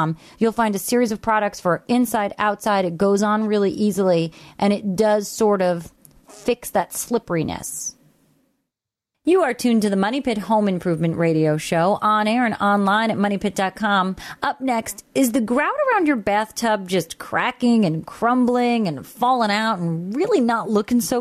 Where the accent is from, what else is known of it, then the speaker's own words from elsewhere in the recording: Long Island, New York, United States; being a New Yorker myself on Long Island